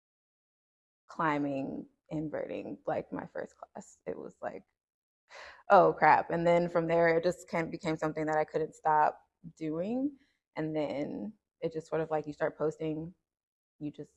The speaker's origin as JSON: {"language": "English", "town": "Cincinnati", "region": "Ohio", "country": "United States", "tie": "born or raised there", "also_born_or_lived": "Decatur, Georgia", "said": "I was born here in Cincinnati, and I was raised between like here and Decatur, Georgia. So I kind of like to say I'm from like Cincinnati"}